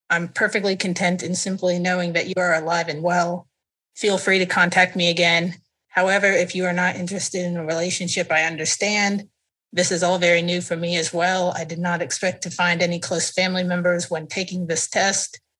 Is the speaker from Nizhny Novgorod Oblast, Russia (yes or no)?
yes; Nizhny Novgorod, Nizhny Novgorod Oblast, Russia; born there; I was born in Nizhny Novgorod in 1999 under the name that you know that I was given.